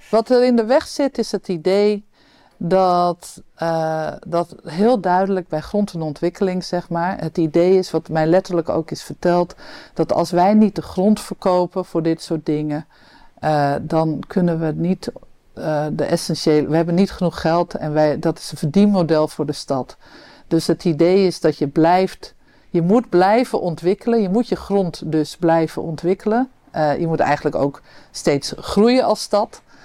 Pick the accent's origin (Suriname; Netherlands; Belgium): Netherlands; Amsterdam, North Holland; we als Amsterdammers